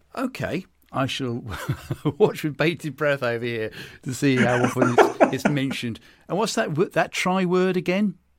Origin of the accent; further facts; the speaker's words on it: United Kingdom; accent: British; being a Brit, as you can tell by my accent